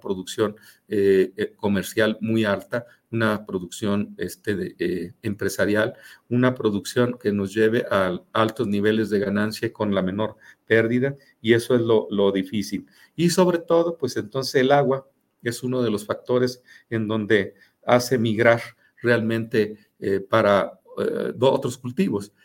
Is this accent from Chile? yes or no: no; Mexico; somos los mexicanos